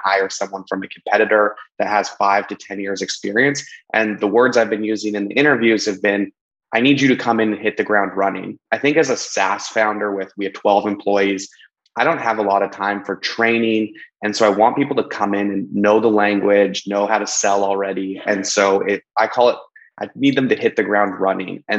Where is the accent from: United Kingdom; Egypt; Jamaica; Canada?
Canada; Canadian in British Columbia; I'm just Canadian in British Columbia